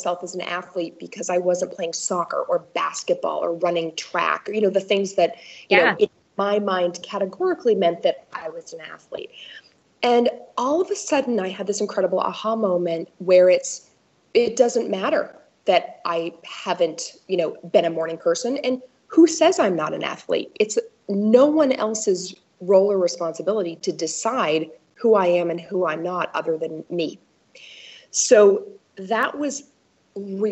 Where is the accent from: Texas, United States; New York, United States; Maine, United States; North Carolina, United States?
Maine, United States; also born or lived in East Coast / West Coast; now in Milwaukee, United States; I grew up in Maine, and I've lived really all over the country, East Coast, West Coast, East Coast, and now in the Midwest